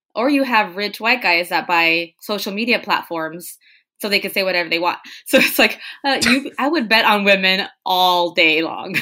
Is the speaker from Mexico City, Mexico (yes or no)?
no; Tijuana, Baja California, Mexico; English is a second language; now in San Diego, United States; When we were growing up in Tijuana, we were learning English the same time my parents, my mom was.